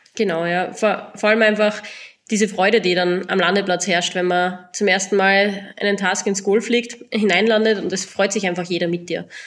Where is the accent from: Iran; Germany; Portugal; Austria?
Austria; southern Styria; Ich komme ursprünglich aus der Südsteiermark